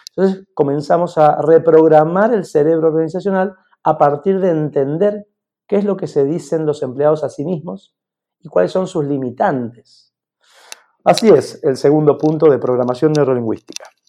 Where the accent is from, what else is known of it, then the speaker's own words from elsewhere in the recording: Mendoza, Argentina; moved away as an adult; also born or lived in Barcelona, Spain; estoy en Mendoza, en mi tierra, con gente maravillosa